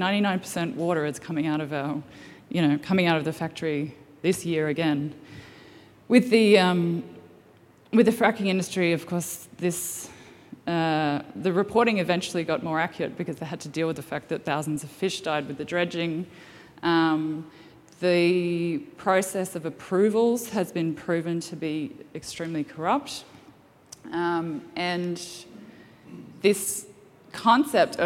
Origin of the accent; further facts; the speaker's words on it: Gladstone, Queensland, Australia; I grew up on the Gladstone Harbour, and my father owned a fishing tackle store